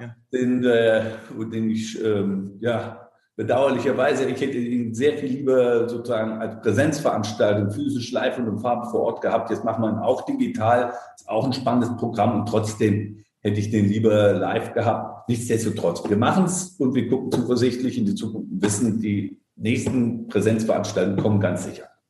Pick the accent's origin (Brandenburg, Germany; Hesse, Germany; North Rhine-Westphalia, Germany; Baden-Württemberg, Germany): Hesse, Germany; Darmstadt; moved away as an adult; also born or lived in Frankfurt am Main; now in Berlin, Germany; bin ich in Darmstadt geboren, dort auch aufgewachsen